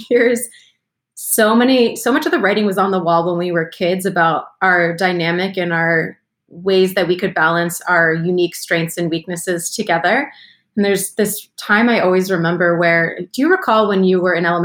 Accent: United States; moved away as an adult; also born or lived in Philadelphia, Pennsylvania / Baltimore, Maryland; now in Atlanta, United States; I grew up in Philadelphia and then in Baltimore and then came to Atlanta when I was 18

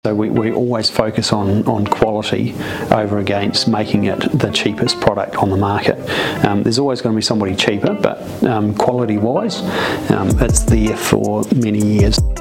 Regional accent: New Zealand; I'm from New Zealand and this is what we

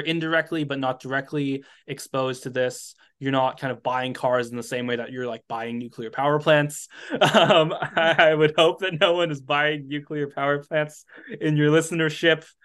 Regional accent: United States; I'm American

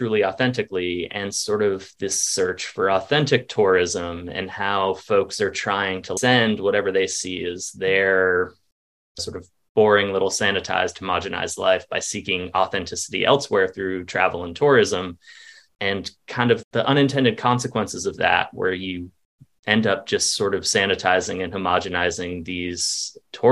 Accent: Vermont, United States; moved away as an adult; also born or lived in Wilmington, North Carolina; I'm originally from Vermont, which is very much sort of a tourist-based economy.

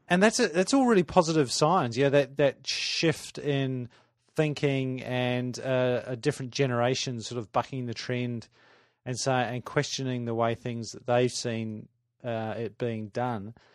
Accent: Adelaide, South Australia, Australia; moved away; I grew up in Adelaide, spent 18 years there

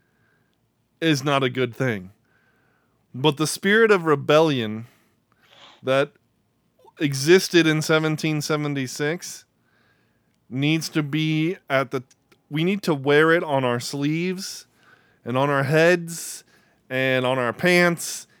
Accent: Miami, Florida, United States; I'm from Miami

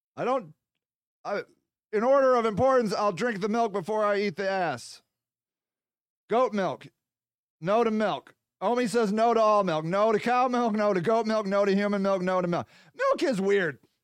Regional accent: United States; I'm American

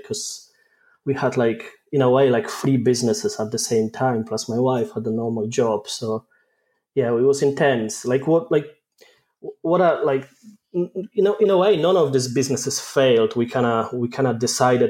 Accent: Poland; accent: mainly Polish with a mix of Scottish; moved away as an adult; now in Scotland, United Kingdom; I'm Polish

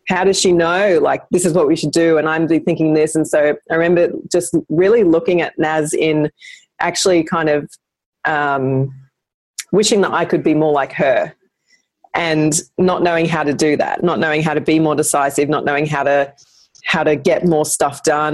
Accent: Brisbane, Queensland, Australia; I'm from Brisbane

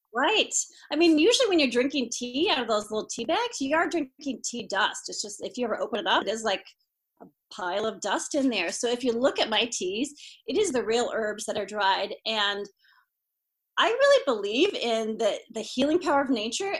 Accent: Iowa, United States; I'm from Iowa, come from a long line of Iowa farmers

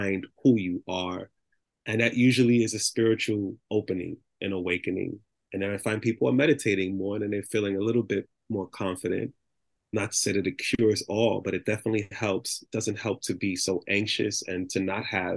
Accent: New York City, New York, United States; I grew up in the Bronx

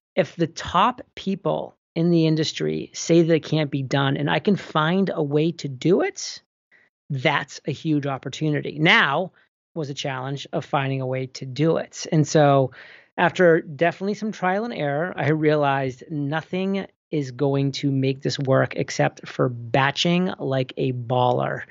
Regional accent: New England, United States; moved away; also born or lived in Boston / Rhode Island / San Diego; born and raised in New England and, you know, lived in Boston for a very long time

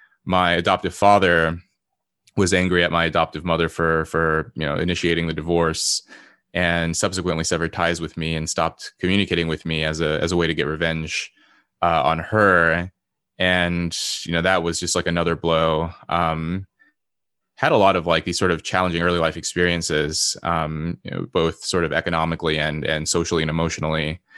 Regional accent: Los Angeles, California, United States; born there; I was born in Los Angeles to my mother, who, you know, very quickly became addicted to drugs shortly after I was born. She was an immigrant from South Korea

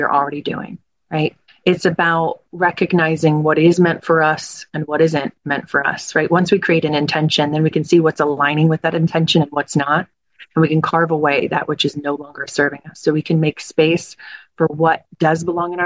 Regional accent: New Jersey, United States; I grew up in South Jersey

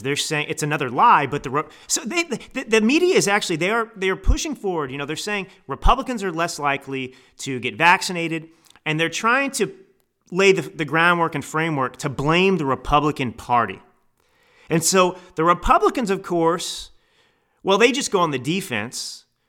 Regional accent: Texas, United States; I grew up in Texas

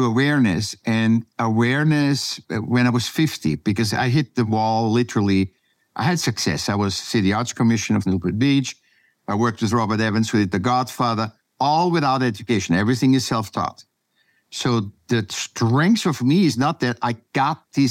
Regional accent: Vienna, Austria; now in California, United States; I was born in Vienna, Austria

